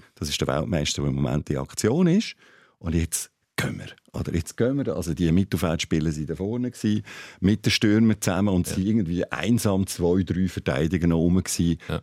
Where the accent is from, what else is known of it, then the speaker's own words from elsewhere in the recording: Switzerland; ich bin Schweizer